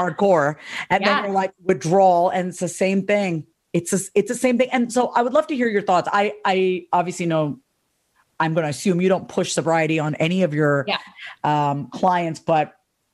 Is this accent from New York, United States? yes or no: yes; New York, United States; I'm from New York